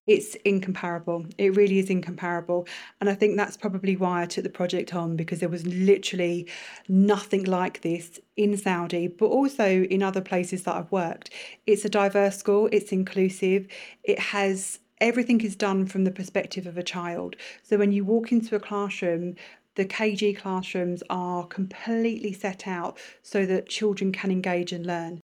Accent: London, United Kingdom; moved away as an adult; now in Bahrain; in a very multicultural part of London

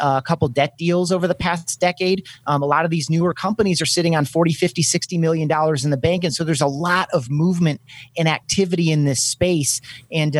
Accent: Grand Rapids, Michigan, United States; my hometown of Grand Rapids, Michigan

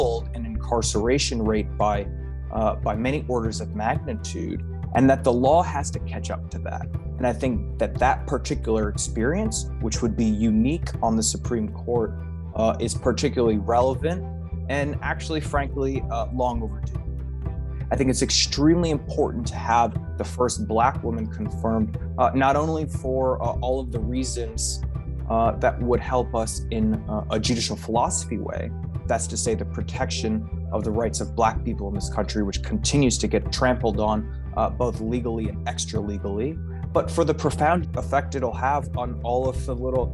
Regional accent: United States; a Black kid growing up in America

